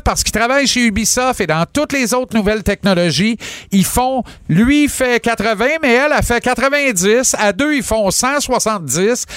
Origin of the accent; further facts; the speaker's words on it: Granby, Quebec, Canada; mon bled à Granby